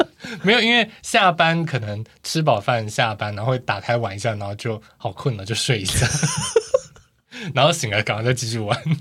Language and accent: Chinese; Tainan, Taiwan; born or raised there